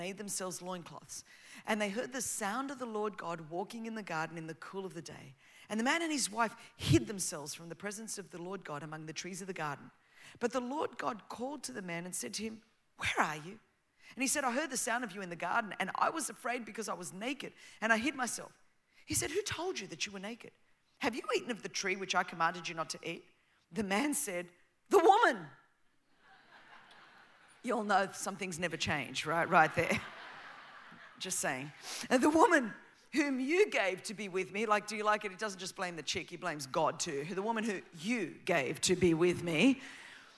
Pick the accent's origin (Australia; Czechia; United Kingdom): Australia; first language Greek; English is a second language; I grew up as the daughter of Greek immigrants. Before my big fat Greek wedding, when it was not cool to be Greek in Australia